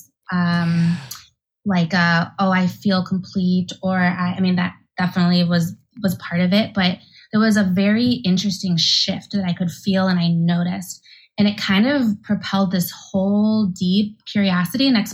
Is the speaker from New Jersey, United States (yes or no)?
no; Milwaukee, Wisconsin, United States; also born or lived in Santiago, Chile; I was born in Santiago, Chile, and raised in Milwaukee, Wisconsin by a Jewish family.